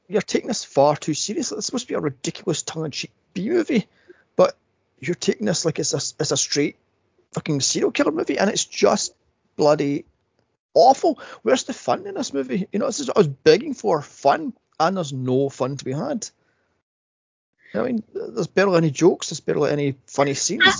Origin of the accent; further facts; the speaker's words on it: United States; now in United Kingdom; I'm an American